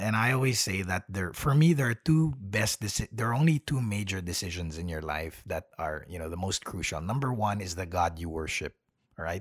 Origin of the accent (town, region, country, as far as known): Manila, Metro Manila, Philippines; born or raised there; moved away as an adult; also born or lived in United States; now in Melbourne, Australia